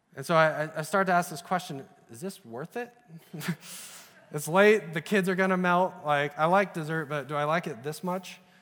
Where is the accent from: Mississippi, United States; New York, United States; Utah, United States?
Utah, United States; also born or lived in Idaho; I grew up in Utah and Idaho